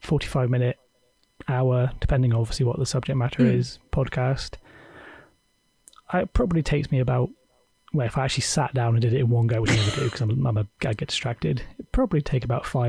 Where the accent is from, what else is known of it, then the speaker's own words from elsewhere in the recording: South West England, United Kingdom; Unlike Jess, as everyone can know, I'm definitely from Cornwall. This is an authentic...